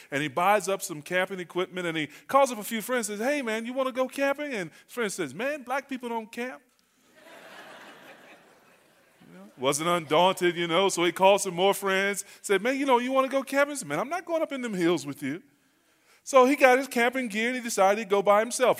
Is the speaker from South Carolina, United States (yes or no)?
no; North Carolina, United States; I'm from North Carolina.